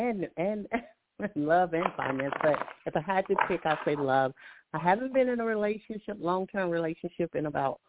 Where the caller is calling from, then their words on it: Alabama, United States; I'm calling from Alabama.